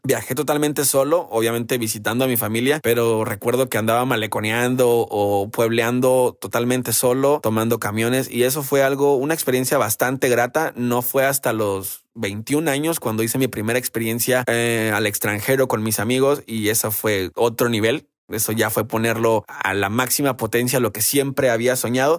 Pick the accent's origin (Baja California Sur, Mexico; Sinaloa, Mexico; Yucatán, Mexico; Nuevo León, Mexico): Baja California Sur, Mexico; yo soy de Baja California